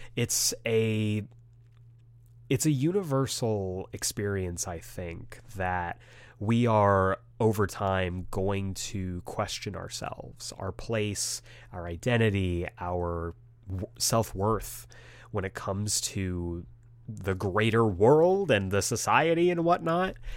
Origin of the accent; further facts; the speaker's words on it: United States; I was very uh, ashamed of being Asian American when I was a kid